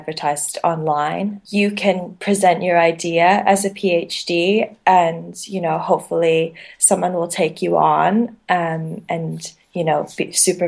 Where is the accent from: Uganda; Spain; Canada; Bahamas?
Canada; moved away; I'm actually from Canada